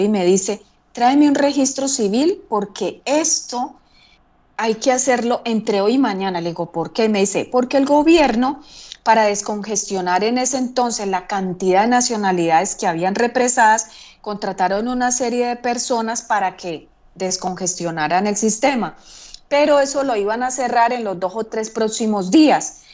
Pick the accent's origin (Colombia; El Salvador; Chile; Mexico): Colombia; moved away as an adult; also born or lived in Basque Country, Spain / Figueres, Spain / London, United Kingdom; cuando yo salí de Colombia